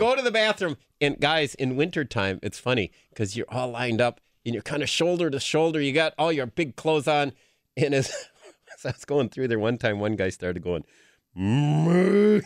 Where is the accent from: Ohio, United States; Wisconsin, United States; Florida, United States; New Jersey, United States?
Wisconsin, United States; Green Bay; growing up in the Bay Area